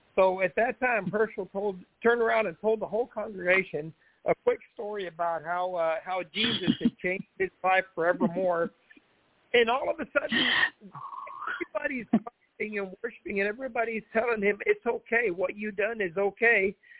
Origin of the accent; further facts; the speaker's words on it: Onarga, Illinois, United States; we grew up in Onarga, Illinois